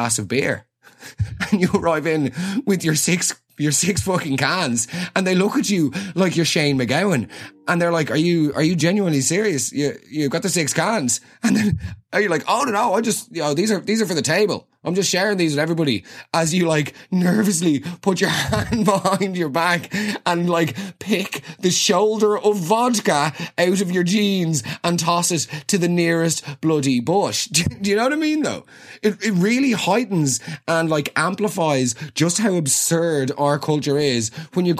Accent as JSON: {"language": "English", "country": "Ireland", "said": "We've all been there as Irish people"}